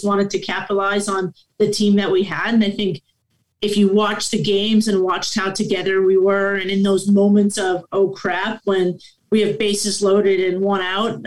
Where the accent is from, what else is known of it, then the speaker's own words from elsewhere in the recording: Guelph, Ontario, Canada; I'm born and raised in Guelph, Ontario, Canada